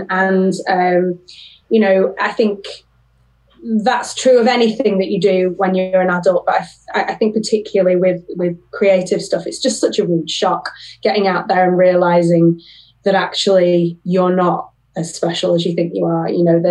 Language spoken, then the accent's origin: English; Sheffield, Yorkshire and the Humber, United Kingdom; I grew up in Sheffield, I did a drama degree in Manchester, so I was there for 3 years